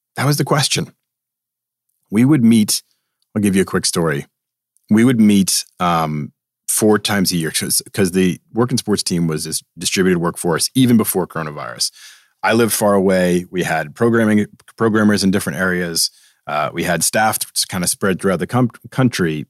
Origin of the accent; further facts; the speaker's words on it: Boston, Massachusetts, United States; moved away; I have this East Coast attitude. I'm from Boston